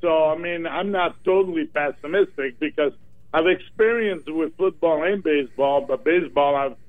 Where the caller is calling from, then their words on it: Myrtle Beach, South Carolina, United States; from South Carolina, Myrtle Beach.